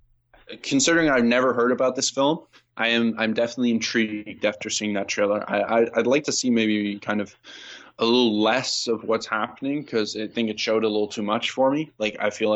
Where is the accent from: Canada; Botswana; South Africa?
Canada; I'm being Canadian